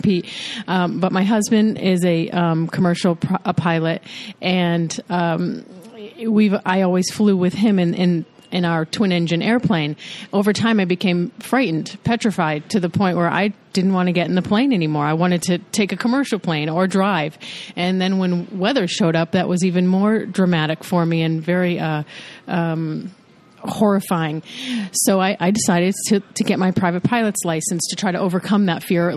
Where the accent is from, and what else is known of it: United States